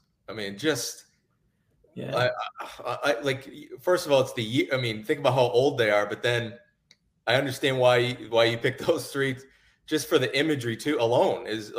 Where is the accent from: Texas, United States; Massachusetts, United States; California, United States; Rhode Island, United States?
Massachusetts, United States; moved away; I'm originally from Massachusetts